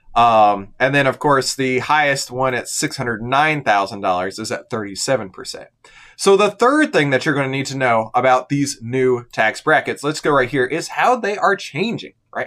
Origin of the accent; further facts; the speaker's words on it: United States; we, as the American citizens